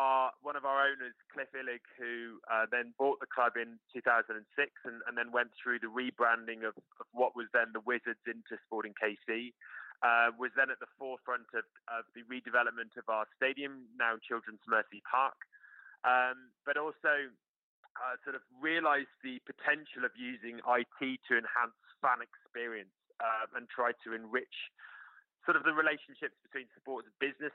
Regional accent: United Kingdom; moved away as an adult; now in United States; I suppose as a Brit

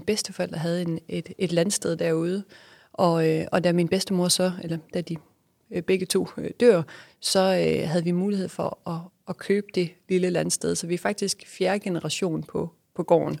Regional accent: West Jutland, Southern Denmark, Denmark; moved away as an adult; also born or lived in Malaysia / Australia / New York / Aarhus; vi jo øh, selv er født og opvokset i, i et lille lokalsamfund i Vestjylland

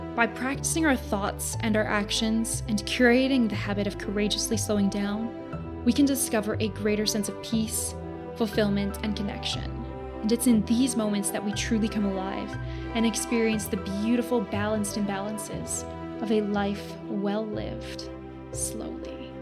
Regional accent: Southern Alberta, Canada; I'm from Southern Alberta, Canada

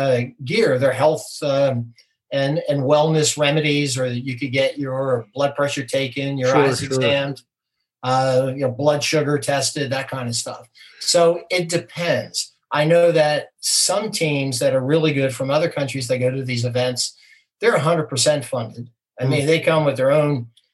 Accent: New Jersey, United States; moved away; I grew up in New Jersey

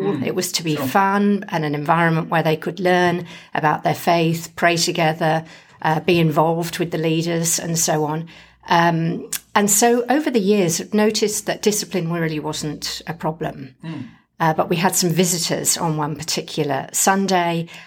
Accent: England, United Kingdom; now in Western Australia, Australia; being English, I don't do a lot of yelling.

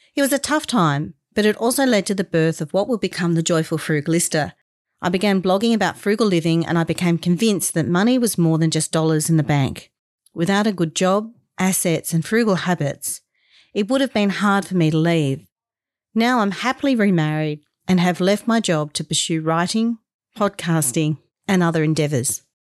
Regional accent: Australia; being the proud Australian I am, I consider it a privilege to live here

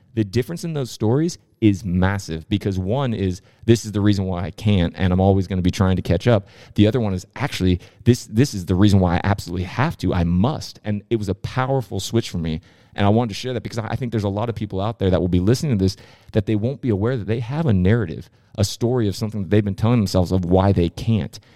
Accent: San Diego, California, United States; I grew up in, uh, Rancho Peñasquitos in San Diego, California

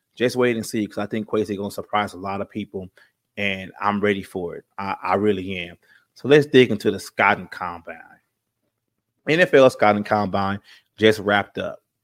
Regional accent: California, United States; I'm from California. I live in San Bernardino right now

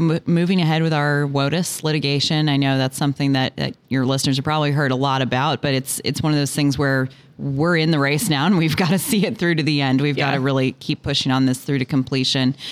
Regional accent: Washington, District of Columbia, United States; I grew up in Washington, D.C.

